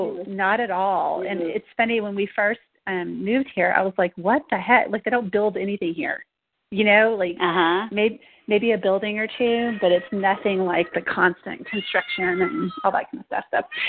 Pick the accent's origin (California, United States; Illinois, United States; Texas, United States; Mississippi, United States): Texas, United States; moved away; I come from Texas.